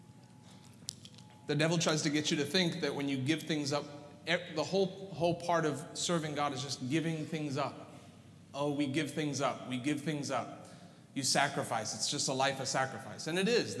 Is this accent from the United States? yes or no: no; South Africa; moved away; I was born in South Africa